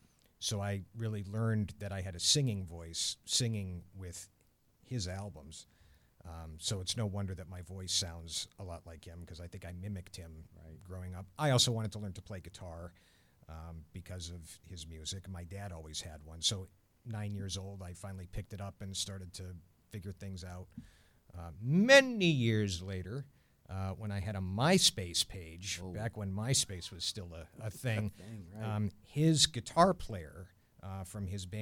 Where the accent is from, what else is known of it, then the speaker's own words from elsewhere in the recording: Fairfield, Connecticut, United States; also born or lived in Concord, New Hampshire / Colorado; I am what I call a New England mutt. My entire extended family's from Boston. I was born in Concord, New Hampshire, and then lived in Fairfield, Connecticut.